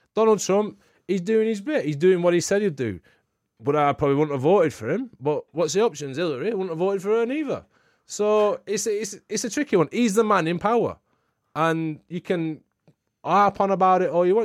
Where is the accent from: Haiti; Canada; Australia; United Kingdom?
United Kingdom; England; I'm, I'm English